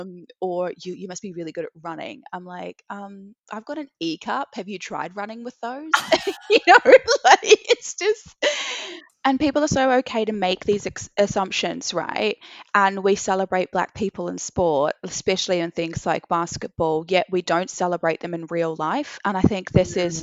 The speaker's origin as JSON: {"language": "English", "town": "Christchurch", "region": "Canterbury", "country": "New Zealand", "tie": "born or raised there", "also_born_or_lived": "Sydney, Australia", "moved": "as an adult", "lives_now": "London, United Kingdom", "said": "growing up in Christchurch, you know, my sister and I grew up in an all white family"}